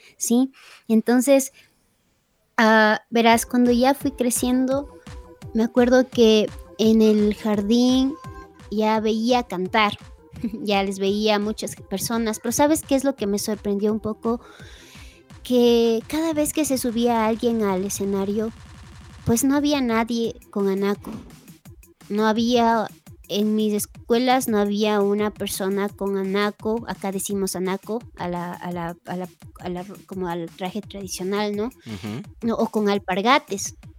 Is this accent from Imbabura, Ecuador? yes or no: yes; Cotacachi, Imbabura, Ecuador; cuando yo nací aquí en Cotacachi, yo soy de Cotacachi, eh, de, la provincia de Imbabura, la ciudad de Cotacachi, en Ecuador